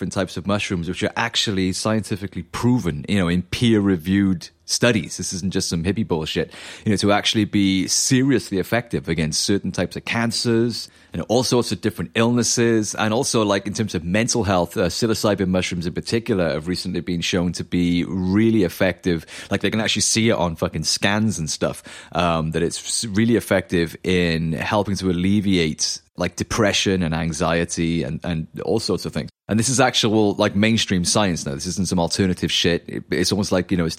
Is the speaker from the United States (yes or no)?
no; South Wales, United Kingdom; growing up in South Wales, you know, we're just in the middle of the countryside, the middle of nowhere